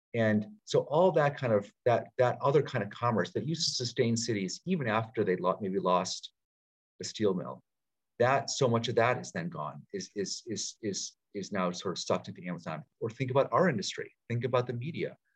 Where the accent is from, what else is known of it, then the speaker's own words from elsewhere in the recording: Pittsfield, Massachusetts, United States; also born or lived in Washington, D.C.; now in Baltimore, United States; my hometown of Pittsfield, Mass, small city in Western Mass